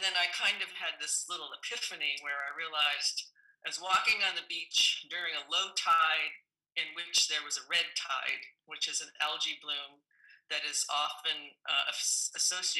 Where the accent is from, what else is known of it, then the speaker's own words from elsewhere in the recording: New England, United States; now in Pacific Northwest, United States; Growing up in New England